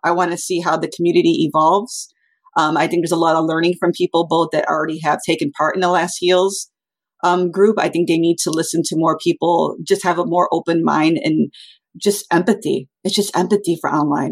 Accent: Chicago, Illinois, United States; growing up in South Chicago, it was not the richest neighborhood

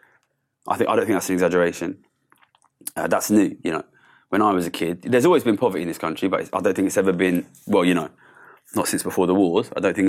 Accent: Ilford, London, United Kingdom; I grew up in Ilford, which is in East London. Quite poor background

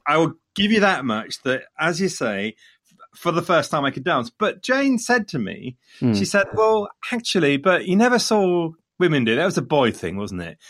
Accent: Leicester, East Midlands, United Kingdom; coming from Leicester, Leicester being my hometown

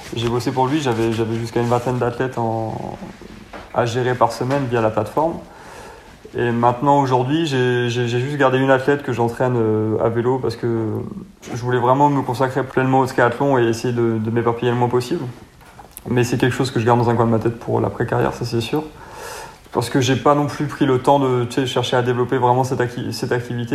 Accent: Royan, Nouvelle-Aquitaine, France; moved away as an adult; now in Montpellier, France; Je suis originaire de Royan, là, sur la Charente-Maritime. Et en fait, je suis parti euh, à Montpellier bah, quand j'avais 19 ans pour mes études.

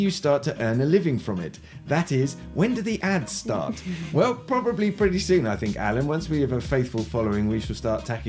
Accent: United Kingdom; now in Madrid, Spain; I'm a British journalist based in Madrid

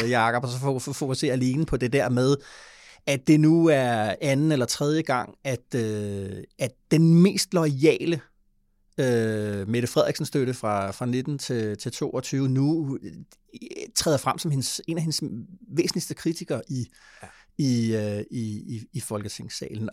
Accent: Denmark; som dansker

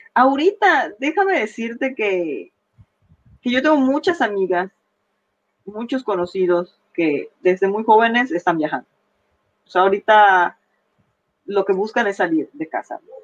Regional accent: Mexico; nosotros como mexicanos

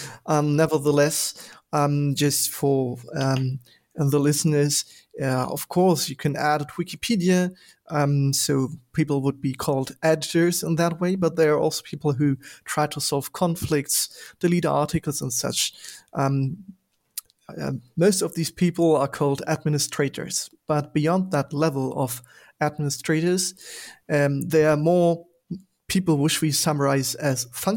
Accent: Berlin, Germany; I'm calling in from my home city, Berlin

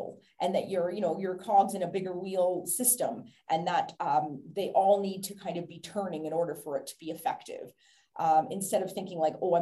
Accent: Canada; now in Ireland; I live in Ireland, but I'm Canadian

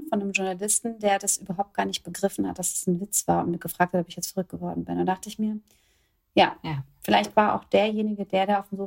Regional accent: Kronberg, Hesse, Germany; in einer Airbnb-Wohnung in meiner alten Heimat in Kronberg

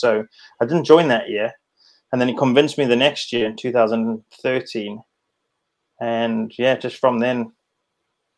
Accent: South Africa; being a South African

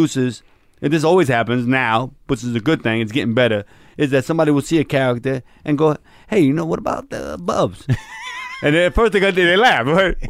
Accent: New York, United States; I'm an actor. I grew up in New York.

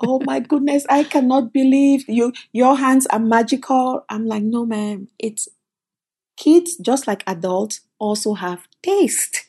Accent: Cameroon; born or raised there; moved away as an adult; also born or lived in Canada; now in United States

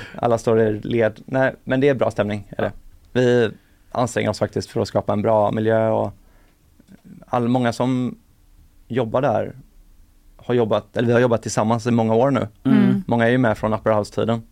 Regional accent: Sweden; jag var från Sverige

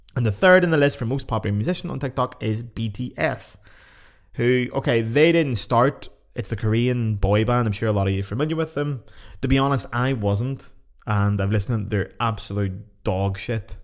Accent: Ireland; I'm Irish

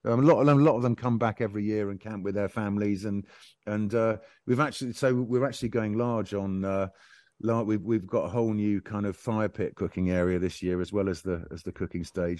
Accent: Bournemouth, South West England, United Kingdom; when I was growing up in Bournemouth

